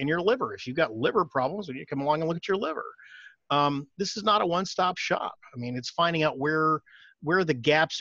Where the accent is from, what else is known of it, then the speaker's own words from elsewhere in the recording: Austin, Texas, United States; I'm from Austin, for those of you that may be out of state, we are the allergen capital of the world